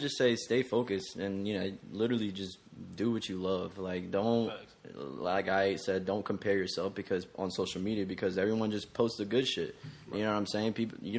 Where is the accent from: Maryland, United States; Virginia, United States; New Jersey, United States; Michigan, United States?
New Jersey, United States; Newark; moved away; also born or lived in Indian Land, South Carolina; I grew up in Newark, New Jersey. Mm-hmm. Like, really in just a Hispanic town. Mm-hmm. Lived in a small-ass house.